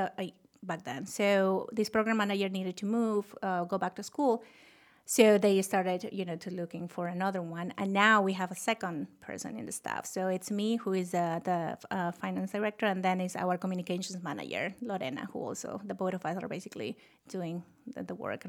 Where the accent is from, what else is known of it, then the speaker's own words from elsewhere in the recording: Lima, Peru; English is a second language; moved away as an adult; now in United States; Oh, I was one of them. You know, I grew up in Lima, Peru, and moved to this country when I was 21. They're off the thick accent that I can get rid of.